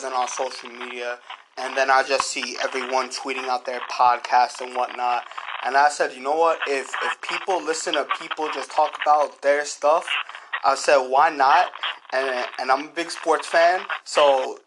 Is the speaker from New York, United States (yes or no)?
yes; New York City, New York, United States; I am from New York, Queens, New York